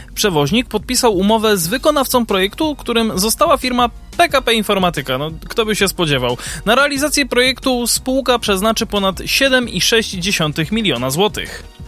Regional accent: Kraków, Lesser Poland, Poland; u nas w Krakowie

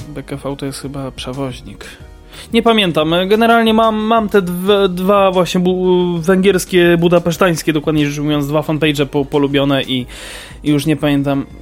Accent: Kraków, Lesser Poland, Poland; u nas w Krakowie

